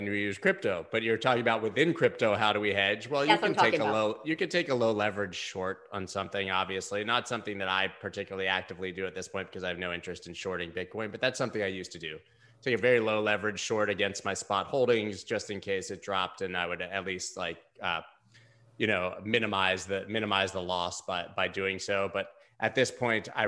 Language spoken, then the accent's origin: English; United States; as an American